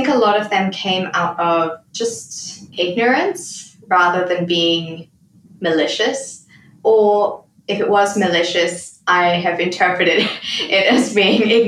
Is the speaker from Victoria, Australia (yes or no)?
no; Gold Coast, Queensland, Australia; also born or lived in Zimbabwe; finished high school and did university in Australia